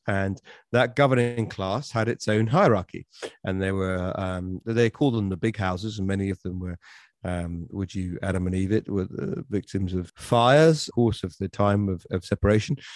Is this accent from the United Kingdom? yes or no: yes; United Kingdom; he's one of the four patron saints of the four countries of my country. So we are a United Kingdom.